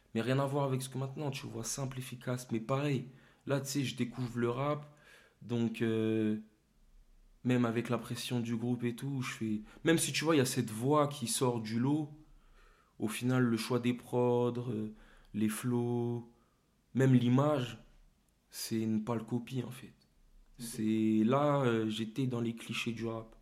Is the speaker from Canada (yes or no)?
no; Torcy, Île-de-France, France; now in Meaux, France; j'ai grandi à Torcy, au quartier